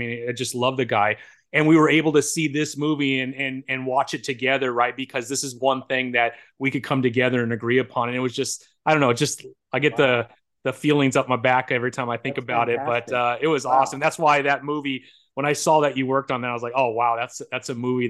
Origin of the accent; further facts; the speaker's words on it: San Bernardino, California, United States; I grew up in San Bernardino, and one of my best friends was from Pakistan. And I grew up Christian